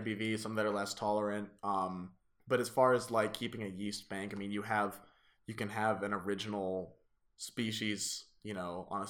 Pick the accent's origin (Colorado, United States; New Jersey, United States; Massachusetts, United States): Colorado, United States; Boulder; growing up in Boulder